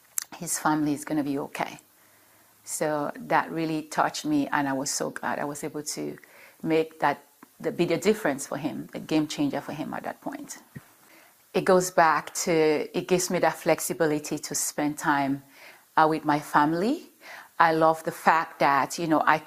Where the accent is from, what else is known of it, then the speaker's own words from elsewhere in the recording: Cameroon; now in United States; I'm originally from Cameroon, from West Africa, Cameroon. But I've been in the States for a number of years